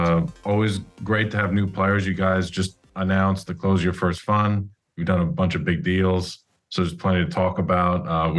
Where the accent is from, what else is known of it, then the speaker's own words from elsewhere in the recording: Long Island, New York, United States; I'm from Long Island